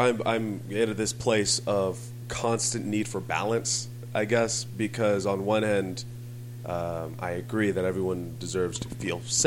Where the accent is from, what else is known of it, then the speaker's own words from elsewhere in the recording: Riverside, California, United States; I'm from Riverside